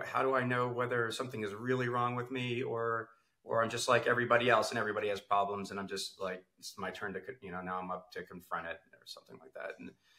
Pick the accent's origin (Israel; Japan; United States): Israel; Jerusalem, Jerusalem District; born there; So I was actually also, I was born in Jerusalem, and my mother was an American Jew.